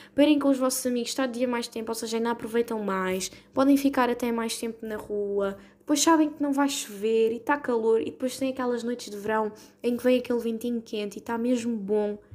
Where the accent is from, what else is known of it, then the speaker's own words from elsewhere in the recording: Portugal; somos tugas